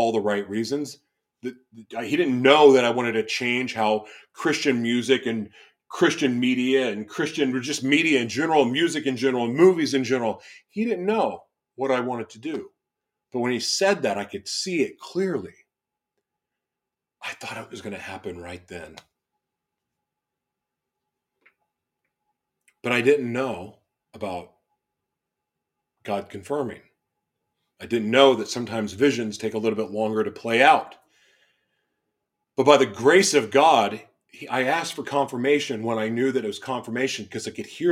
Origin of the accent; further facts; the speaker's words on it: Oklahoma, United States; also born or lived in Los Angeles / Florida; now in Minnesota, United States; where I grew up in Oklahoma, you're checking the box if you go to church